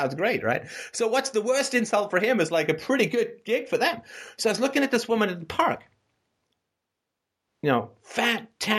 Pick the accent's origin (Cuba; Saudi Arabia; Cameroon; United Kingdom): United Kingdom; England; also born or lived in Canada; I grew up poor in England. I grew up poor in Canada. I mean, we moved so many times.